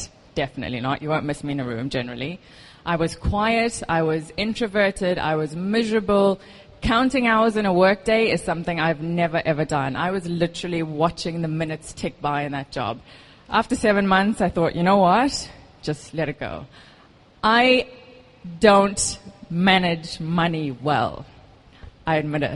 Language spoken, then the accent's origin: English; South Africa; moved away as an adult; now in Dubai, United Arab Emirates; I am South African. I've moved here about 4.5 years ago.